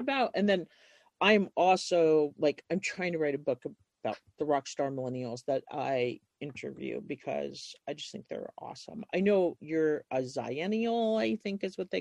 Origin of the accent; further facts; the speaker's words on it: New York, United States; moved away as an adult; now in Montana, United States; I was born in New York and ended up here in my early 20s too